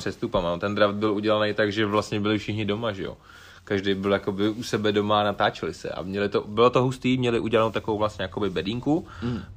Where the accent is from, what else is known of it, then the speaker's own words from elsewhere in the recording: Bohemia, Czechia; u nás v Čechách